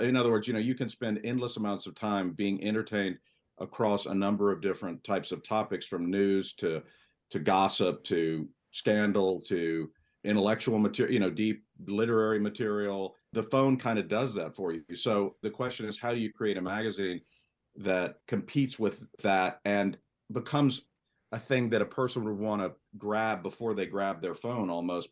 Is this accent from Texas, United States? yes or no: yes; San Antonio, Texas, United States; I grew up in Texas, uh, in San Antonio, a pretty sophisticated town, but, you know, not New York.